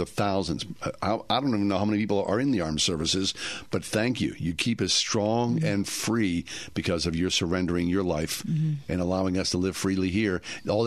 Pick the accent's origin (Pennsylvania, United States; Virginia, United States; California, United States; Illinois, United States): Pennsylvania, United States; Swissvale; growing up in Swissvale